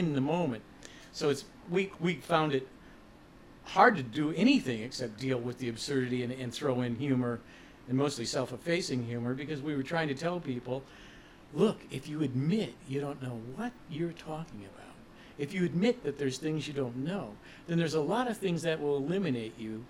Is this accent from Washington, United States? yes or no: no; Ohio, United States; when we were growing up in Ohio